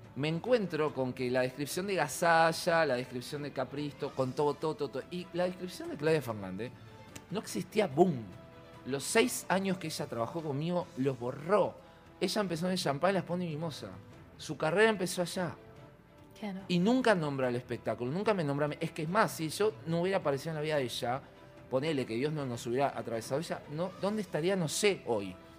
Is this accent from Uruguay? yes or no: yes; Uruguay; soy uruguayo